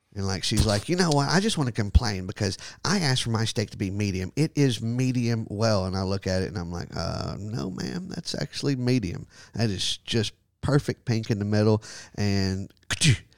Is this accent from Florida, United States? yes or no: no; Texas, United States; growing up in Texas